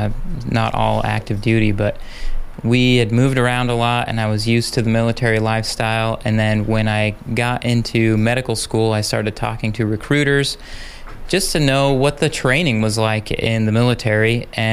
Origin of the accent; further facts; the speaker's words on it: United States; moved away as an adult; also born or lived in Fort Gordon, Georgia / El Paso, Texas; now in Juneau, United States; I'm originally from Utah, Idaho area, and love the outdoors.